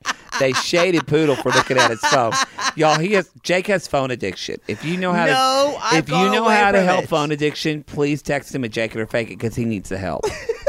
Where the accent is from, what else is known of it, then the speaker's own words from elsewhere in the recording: the South, United States; I am. I'm from the South.